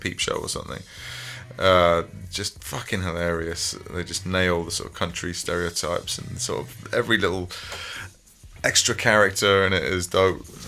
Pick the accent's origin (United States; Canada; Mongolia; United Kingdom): United Kingdom; England; as British men and as, as particularly Englishmen, like especially growing up in the in the nineties